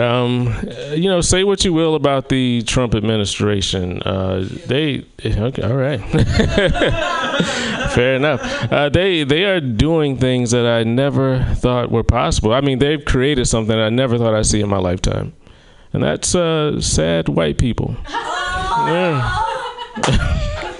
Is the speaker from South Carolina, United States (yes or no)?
yes; South Carolina, United States; moved away; in my hometown of South Carolina